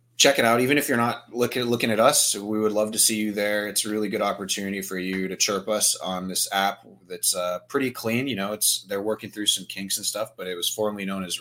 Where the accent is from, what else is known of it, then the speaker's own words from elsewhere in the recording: Virginia, United States; I'm from Virginia.